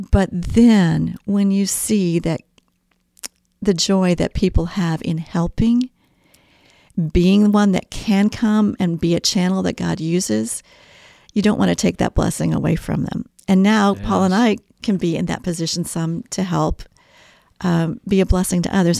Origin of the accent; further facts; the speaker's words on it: Kansas City, Missouri, United States; moved away as an adult; also born or lived in Belgium; now in Mooresville, United States; I'm a Midwesterner uh, from birth in Kansas City, Missouri area